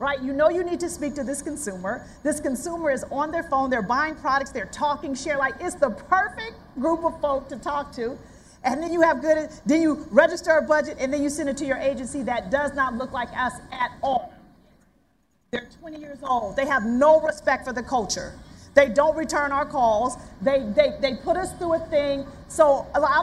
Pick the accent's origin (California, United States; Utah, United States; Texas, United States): California, United States; Oakland; I'm from Oakland